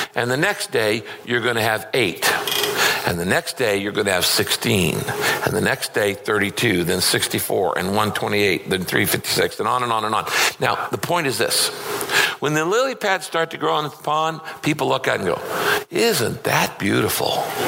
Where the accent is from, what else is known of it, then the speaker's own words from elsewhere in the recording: Northern California, United States; I grew up in Northern California